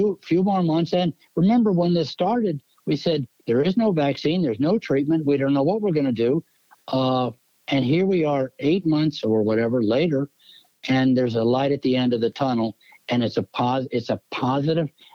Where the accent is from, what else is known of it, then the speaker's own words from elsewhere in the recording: Jacksonville, Florida, United States; now in Miami, United States; I'm from Jacksonville, in the north part of the state